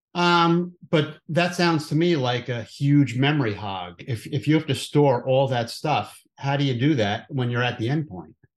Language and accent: English; New Jersey, United States; I don't have an accent because I'm from New Jersey